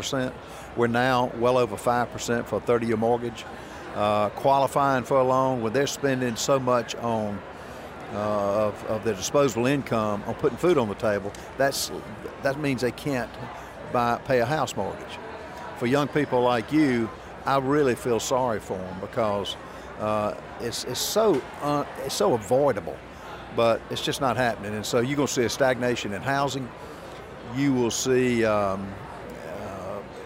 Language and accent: English; South Carolina, United States; I'm from South Carolina